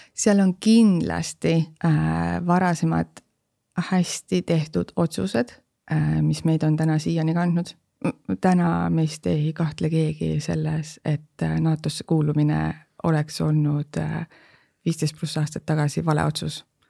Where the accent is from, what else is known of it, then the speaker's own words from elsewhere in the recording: Estonia; me oleme just eestlased